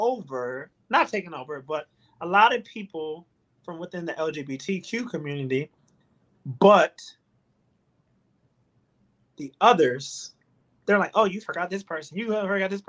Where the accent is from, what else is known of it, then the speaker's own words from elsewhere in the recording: Chicago, Illinois, United States; growing up in Chicago